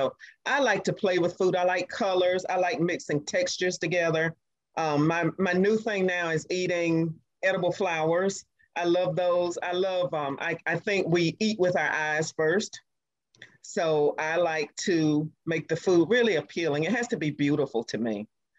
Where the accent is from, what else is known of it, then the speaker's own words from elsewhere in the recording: the South, United States; I grew up in the South.